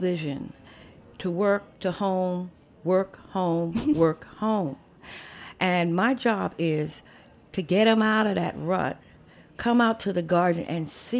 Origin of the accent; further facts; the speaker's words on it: New York City, New York, United States; I was born in Harlem Hospital 57 years ago. And my parents came from South Carolina.